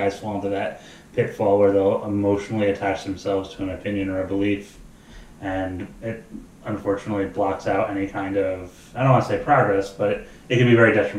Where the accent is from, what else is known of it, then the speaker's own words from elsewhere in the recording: United States; I remember growing up in Sullivan County